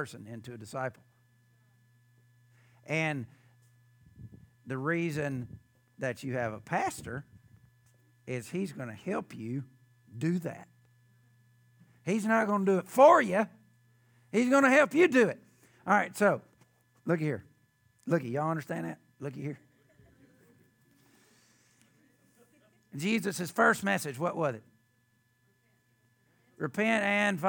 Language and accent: English; the South, United States; I grew up in the South